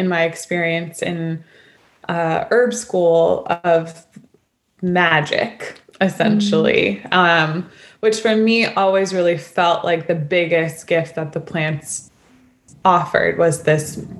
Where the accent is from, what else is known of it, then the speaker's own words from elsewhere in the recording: New York City, New York, United States; moved away as an adult; also born or lived in Olympia, Washington; I grew up in New York City